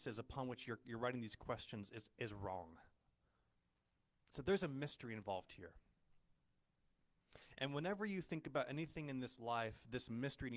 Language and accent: English; Ojai, California, United States; I grew up in Ojai.